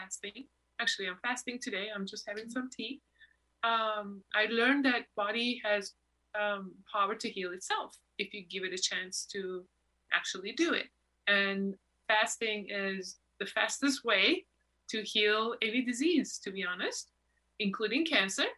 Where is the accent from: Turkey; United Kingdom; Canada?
Turkey; also born or lived in New York; now in Los Angeles, United States; Why did I born in Turkey?